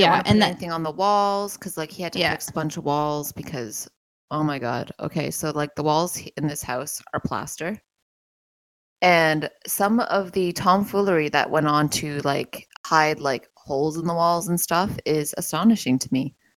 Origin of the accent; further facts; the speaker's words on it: Ontario, Canada; No, in Ontario. We're from Ontario.